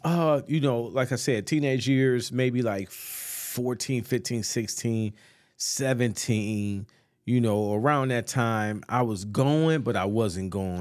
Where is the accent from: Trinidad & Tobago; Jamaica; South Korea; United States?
United States; North Chicago, Illinois; also born or lived in Atlanta; born and raised North Chicago, man. Went to North Chicago High School